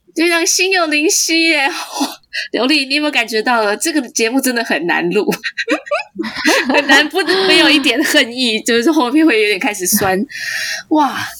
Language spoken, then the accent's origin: Chinese; Taiwan; 我们台湾人